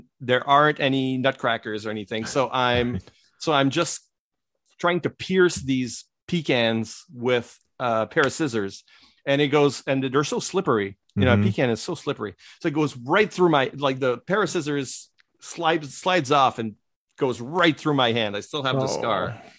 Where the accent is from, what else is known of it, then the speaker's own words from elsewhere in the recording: Quebec, Canada; born there; And then so you get a lot of Quebecers. And I was born in Quebec.